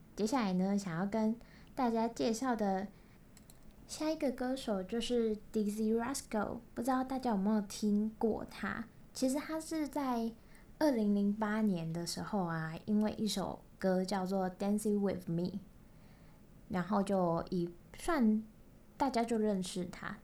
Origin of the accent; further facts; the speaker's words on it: Kaohsiung, Taiwan; accent: Kaohsiung accent; 我是高雄人，那我讲话一定就有一个高雄腔